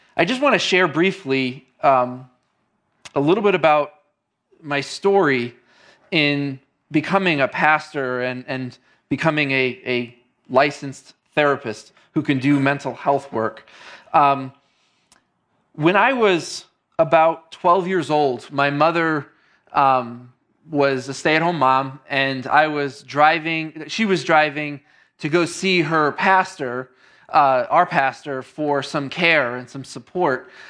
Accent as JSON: {"language": "English", "town": "New York City", "region": "New York", "country": "United States", "tie": "born or raised there", "also_born_or_lived": "Queens / Long Island", "moved": "as an adult", "lives_now": "Northeast Ohio, United States", "said": "I came here to Northeast Ohio just about eleven years ago from New York City, which is where I grew up."}